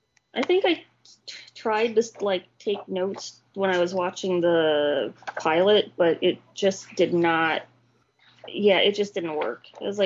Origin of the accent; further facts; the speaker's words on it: Rockford, Illinois, United States; since we're from the Rockford area